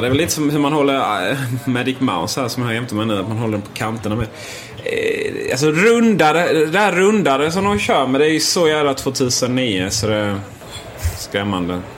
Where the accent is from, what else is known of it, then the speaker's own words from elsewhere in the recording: Sweden; som vi svenskar är